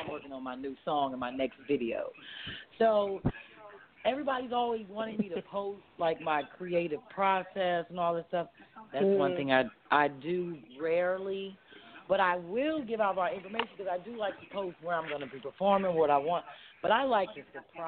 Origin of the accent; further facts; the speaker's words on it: Kirkwood, Missouri, United States; moved away as an adult; now in Philadelphia, United States; I grew up out in Kirkwood